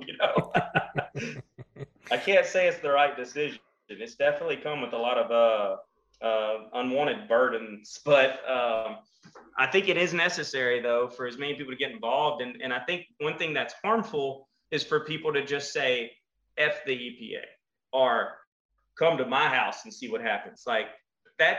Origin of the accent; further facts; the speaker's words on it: Kinder, Louisiana, United States; I'm from Kinder, Louisiana. If you come out where I'm at, we have cows and fields.